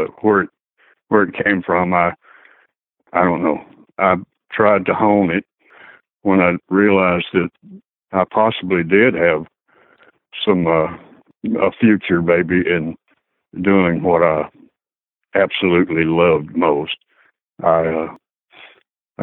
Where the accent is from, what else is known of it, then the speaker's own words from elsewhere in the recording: Alexandria, Louisiana, United States; also born or lived in West Coast; now in Nashville, United States; I grew up in Alexandria, Louisiana